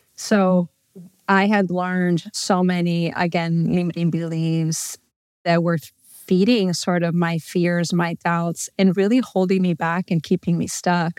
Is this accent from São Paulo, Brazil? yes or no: yes; São Paulo, Brazil; moved away as an adult; also born or lived in Southern California; now in United States; I'm originally from Brazil, São Paulo. I grew up there. and lived there until I was eighteen when I moved to the U S to go to college and decided to stay.